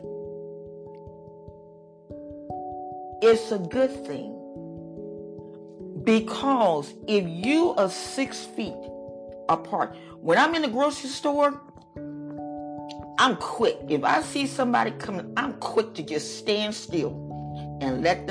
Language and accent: English; United States; we are Americans